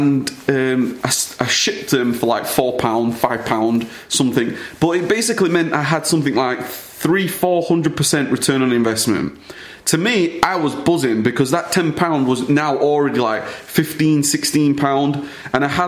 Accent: United Kingdom; born or raised there

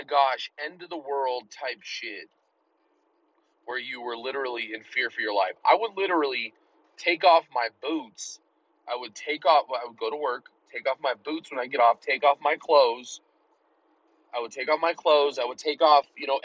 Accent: Colorado, United States; I'm in Colorado and it's relative to me because, you know, I'm from Colorado

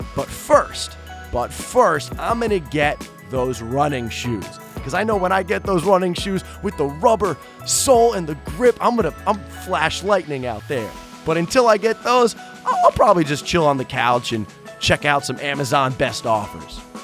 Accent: New York, United States; I'm from New York

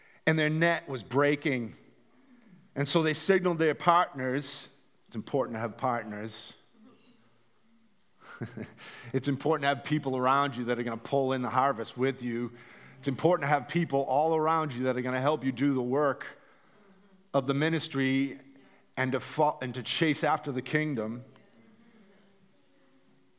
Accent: Gloucester, Massachusetts, United States; my house where I grew up in Gloucester, Massachusetts

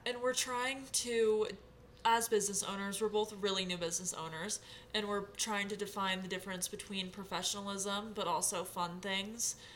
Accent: Sacramento, California, United States; moved away; I am from Sacramento area

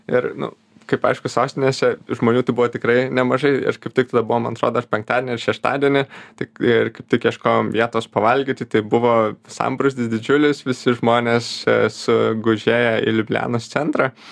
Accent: Radviliškis, Šiauliai County, Lithuania; moved away; visada man širdžiai maloniausia tas gimtasis kraštas ir visada norisi ten grįžti, e, tai pats esu iš Edviliškio, tai ten visada labai norisi grįžti.

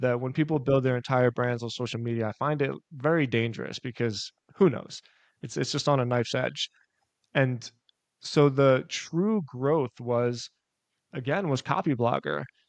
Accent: Philadelphia, Pennsylvania, United States; moved away as an adult; also born or lived in South Florida; I'm, I'm born and raised in Philadelphia

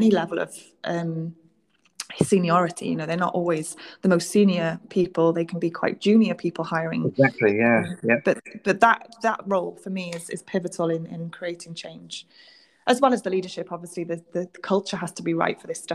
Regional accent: Wales, United Kingdom; moved away as an adult; now in South East England, United Kingdom; I'm Welsh. I've moved to the southeast of England. I probably couldn't do what I was doing if I stayed in Wales

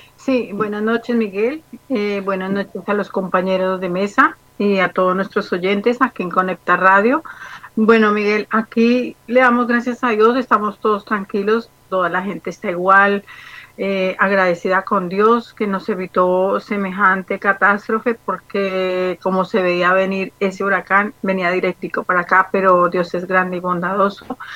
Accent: Colombia; moved away; mi país es hermoso

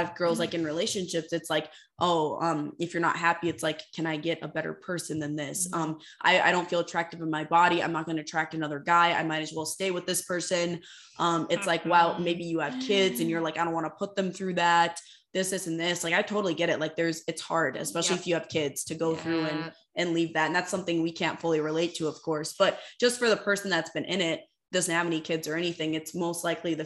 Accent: Fargo, North Dakota, United States; also born or lived in Moorhead, Minnesota; I'm fully committed to leaving finally my hometown. I've never left the Fargo-Moorhead area.

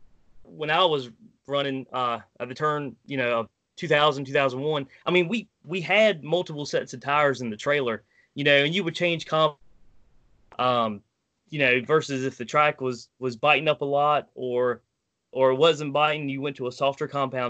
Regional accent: Wilmington, North Carolina, United States; I'm from Wilmington, North Carolina, born and raised

